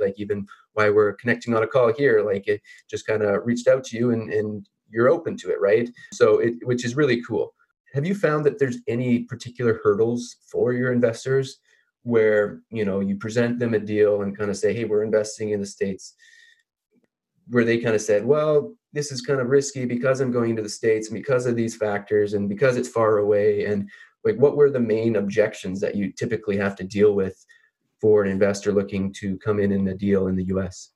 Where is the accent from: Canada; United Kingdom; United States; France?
Canada; I'm a Canadian myself